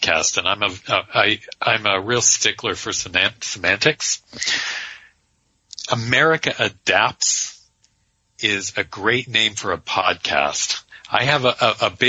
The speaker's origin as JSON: {"language": "English", "region": "Western Pennsylvania", "country": "United States", "said": "I'm from Western Pennsylvania myself"}